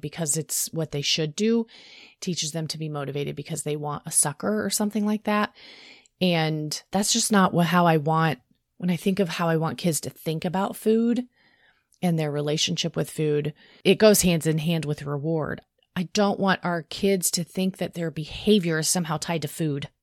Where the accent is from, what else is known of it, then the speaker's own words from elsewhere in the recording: the South, United States; we grew up in the South.